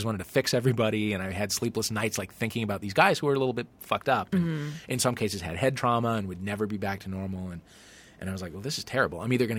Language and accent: English; St. Louis, Missouri, United States; I'm from St. Louis, Missouri, yeah.